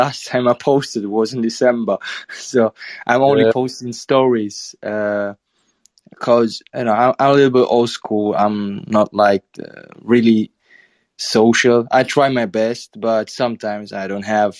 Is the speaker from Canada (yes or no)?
no; Southern Italy, Italy; English is a second language; I'm from South Italy